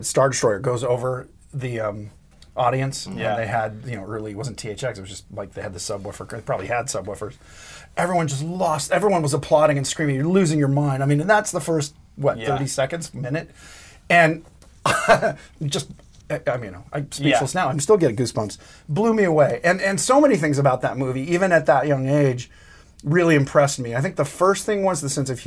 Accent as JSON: {"language": "English", "town": "Los Angeles", "region": "California", "country": "United States", "tie": "born or raised there", "said": "I grew up in Van Nuys, where ILM was in the beginning"}